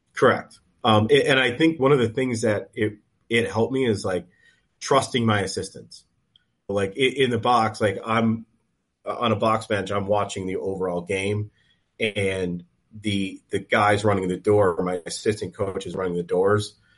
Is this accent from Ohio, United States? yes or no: no; Western Massachusetts, United States; we're from Western Mass